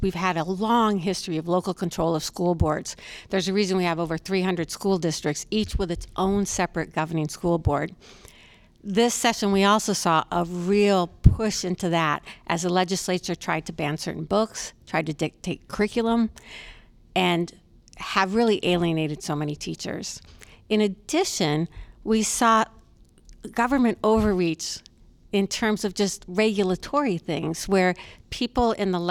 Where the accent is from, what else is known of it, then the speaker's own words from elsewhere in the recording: Clinton, Iowa, United States; I have lived in the Iowa City community over 25 years. I grew up in Eastern Iowa in Clinton and left to go to college